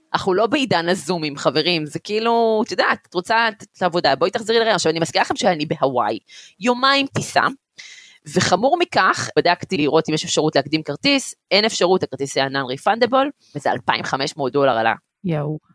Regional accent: Gan Yavne, Central District, Israel; also born or lived in Beersheba; נולדתי בבאר שבע וגדלתי בחור קטן שנקרא גן יבני

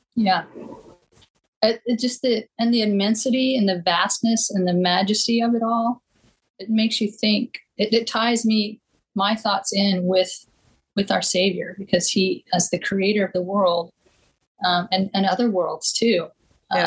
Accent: Eastern Washington, United States; moved away; Growing up in Eastern Washington, um, right where the Snake River meets the Columbia River

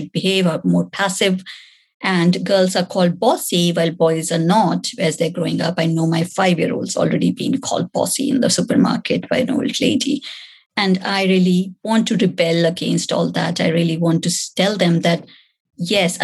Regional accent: India; moved away; growing up in India

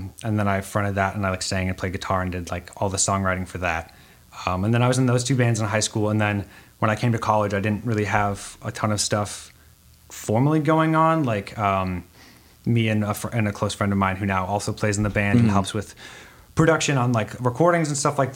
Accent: Red Wing, Minnesota, United States; the small town I grew up in Red Wing, Minnesota

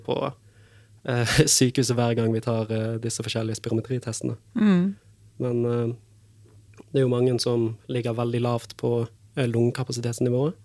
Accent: Bergen, Vestland, Norway; moved away as an adult; now in Fredrikstad, Norway; jeg er fra Bergen

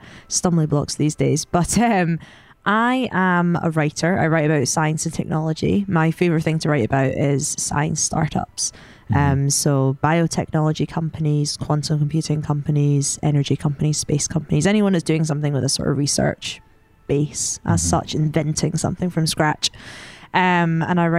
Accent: Scotland, United Kingdom; as you can tell from my accent, I'm Scottish. Maybe you can't tell, I don't know, but I'm Scottish

